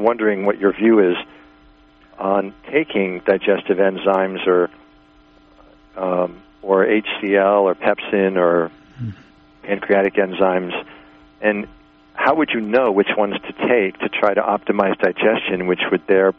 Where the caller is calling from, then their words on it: Buffalo, New York, United States; from Buffalo.